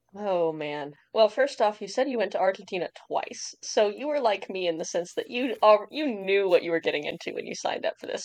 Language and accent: English; Indiana, United States; I'm from Indiana